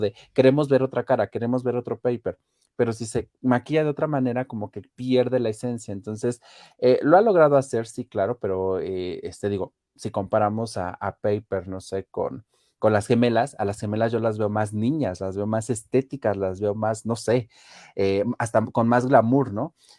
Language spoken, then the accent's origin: Spanish; Mexico; somos de aquí de México